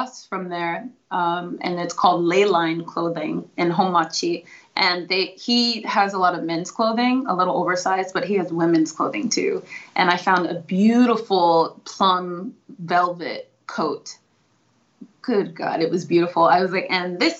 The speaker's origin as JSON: {"language": "English", "town": "Seattle", "region": "Washington", "country": "United States", "said": "I'm from Seattle."}